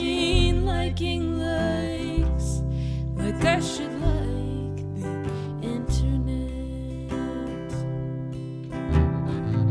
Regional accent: Montreal, Quebec, Canada; my hometown of Montreal

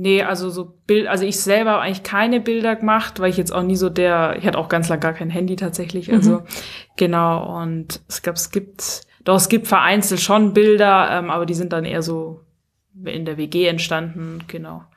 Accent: Stuttgart, Baden-Württemberg, Germany; moved away as an adult; also born or lived in Pfronten; ich komme ja aus Stuttgart ursprünglich

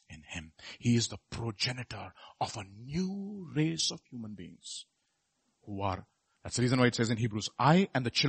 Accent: Visakhapatnam, Andhra Pradesh, India; I am from Vizag.

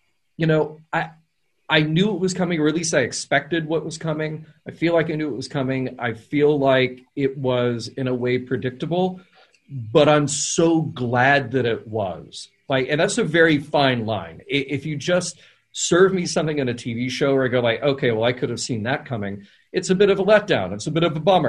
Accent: the South, United States; I grew up in the South

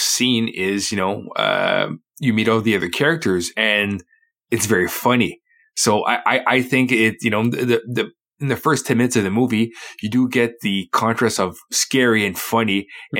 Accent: Winnipeg, Manitoba, Canada; now in Ottawa, Canada; I'm from Winnipeg

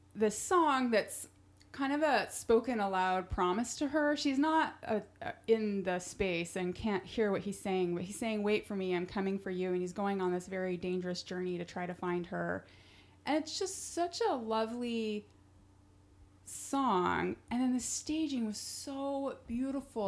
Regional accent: Centerville, Utah, United States; now in New York City, United States; am from Centerville, Utah

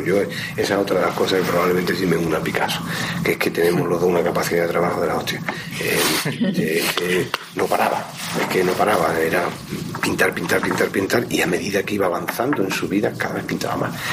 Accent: Málaga, Andalusia, Spain; moved away; nacimos en Málaga, efectivamente, eso es así, nadie lo puede evitar. Mm, nos fuimos de Málaga también a unas edades más o menos parecidas

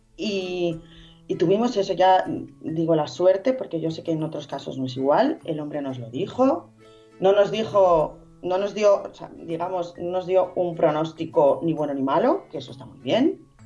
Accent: Madrid, Community of Madrid, Spain; now in Estepona, Spain; yo soy de Madrid, pero bueno, vivo en Estepona

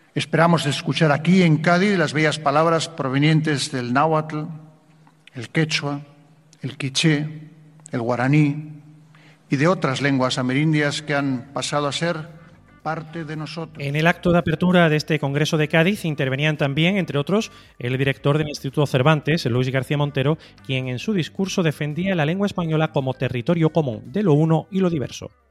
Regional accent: Nicaragua; first language Spanish; moved away; yo soy nicaragüense, lo soy a la manera de quien no puede ser otra cosa.

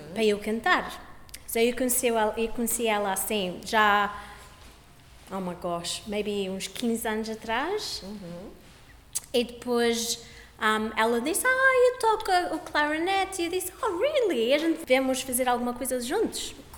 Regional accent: Australia; eu nasci aqui na Austrália

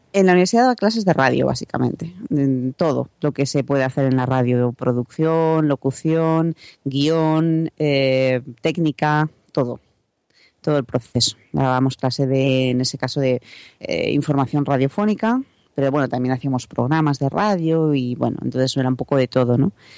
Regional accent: Salamanca, Castile and León, Spain; also born or lived in Madrid; volver a Salamanca, de donde soy

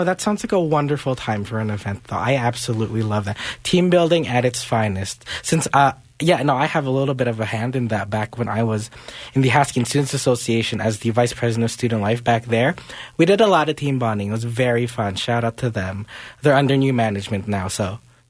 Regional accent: Philippines; You know, as a Filipino, like, I'm expected to know how to sing at karaoke.

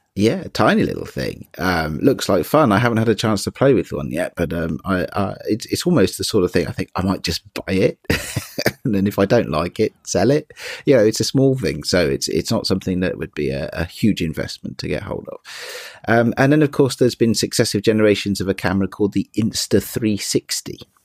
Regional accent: United Kingdom; being British as I am

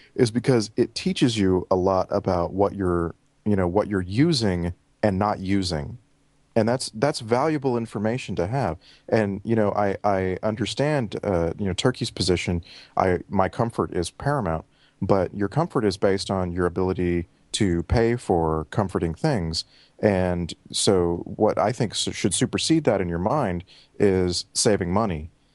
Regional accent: Texas, United States; moved away as an adult; now in Vancouver, Canada; thirty-five years in Texas

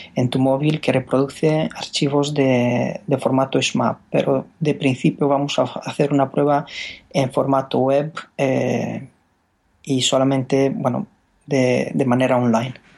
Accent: Romania; Spanish is a second language; moved away as an adult; now in Spain; yo soy rumano.

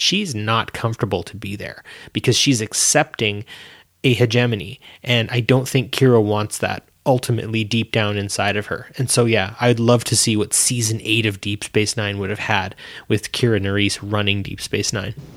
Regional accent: Canada; I'm Canadian

